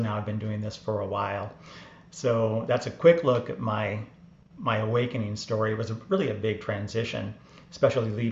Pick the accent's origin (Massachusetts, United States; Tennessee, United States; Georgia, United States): Georgia, United States; Atlanta; moved away as an adult; also born or lived in New York; I grew up in Atlanta, Georgia, Bible Belt.